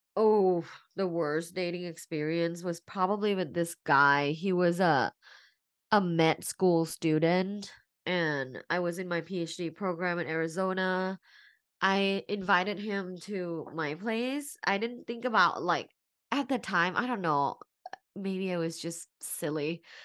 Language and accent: English; Bangkok, Thailand; now in Los Angeles, United States; I'm originally from Bangkok, and I'm an immigrant here in the U S